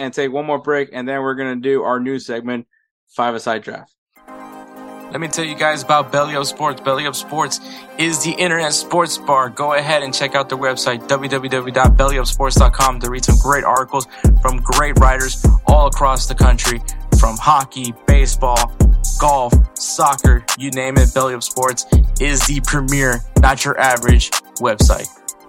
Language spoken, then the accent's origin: English; California, United States; Technically, I'm a Californian.